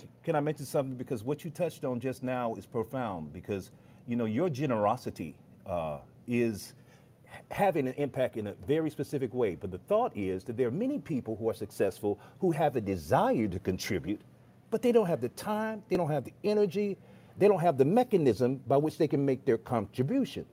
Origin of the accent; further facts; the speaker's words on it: Chicago, Illinois, United States; moved away; I'm from Chicago, and I'm actually on my way to Chicago right now to see my mother